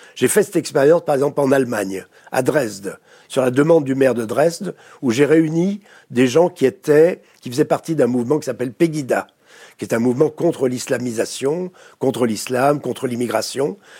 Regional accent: France; accent: French; je travaille aux États-Unis, euh, dans des pays anglo-saxons, mais j'ai toujours un mauvais accent français

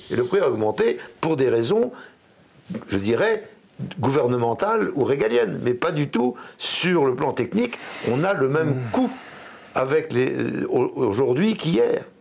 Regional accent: Brittany, France; chez moi en Bretagne. Hein. moi en Bretagne, il y, a, une solidarité

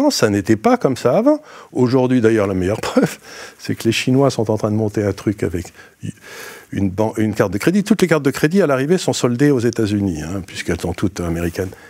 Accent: France; alors que je suis français et que je suis en France

